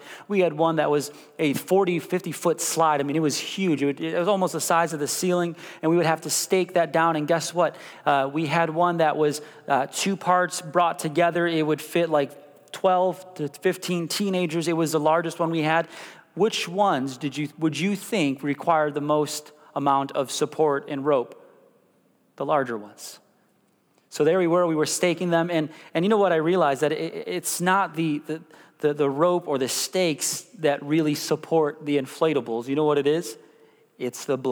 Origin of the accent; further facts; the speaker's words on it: Chicago, Illinois, United States; moved away as an adult; also born or lived in Missouri; now in Kansas, United States; I was born and raised in Chicago